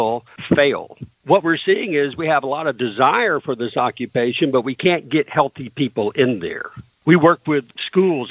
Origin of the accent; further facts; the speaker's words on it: the South, United States; I grew up in the South